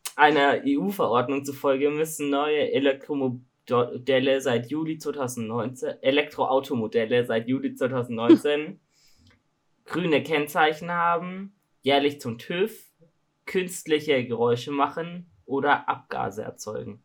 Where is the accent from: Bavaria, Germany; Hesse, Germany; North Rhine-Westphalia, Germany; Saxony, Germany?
Bavaria, Germany; Augsburg; Also ich komme aus Augsburg